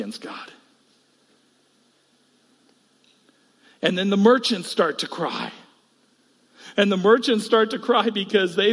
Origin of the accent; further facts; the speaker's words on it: United States; who I am as an American